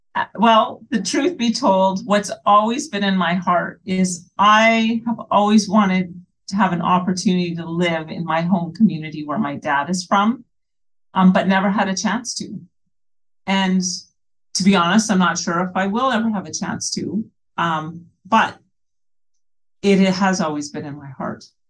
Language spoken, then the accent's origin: English; British Columbia, Canada; also born or lived in Sucker Creek First Nation, Alberta; now in New Brunswick, Canada; I'm from British Columbia.